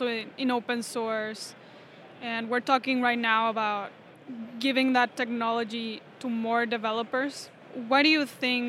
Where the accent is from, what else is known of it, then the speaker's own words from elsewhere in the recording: Mexico; moved away; I'm originally from Mexico